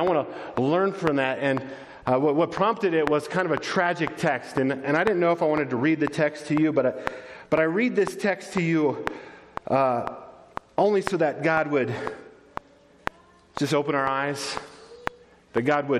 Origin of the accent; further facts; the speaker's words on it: United States; I love being an American.